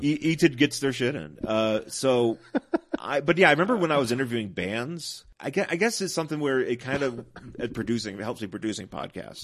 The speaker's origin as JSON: {"language": "English", "town": "Buffalo", "region": "New York", "country": "United States", "moved": "yes", "said": "I'm originally from Buffalo, New York"}